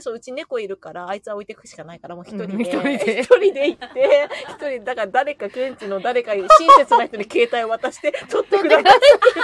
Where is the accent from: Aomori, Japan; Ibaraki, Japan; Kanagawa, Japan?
Ibaraki, Japan; Jōsō; 私の地元の常総市